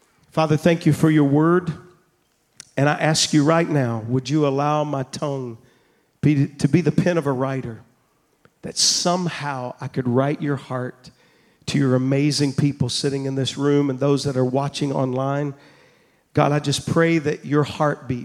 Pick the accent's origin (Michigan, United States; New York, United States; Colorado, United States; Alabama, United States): Alabama, United States; Double Springs; now in Louisiana, United States; I'm from Double Springs, Alabama, all right? I'm a hillbilly here in Cajun country, all right? I'm from Double Springs, not even Two Springs there.